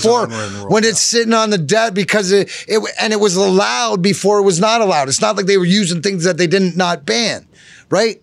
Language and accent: English; Canada; now in Detroit, United States; I'm Canadian